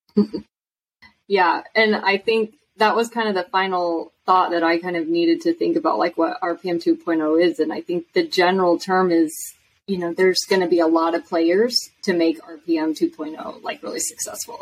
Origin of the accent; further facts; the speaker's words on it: Washington, United States; I'm from Washington State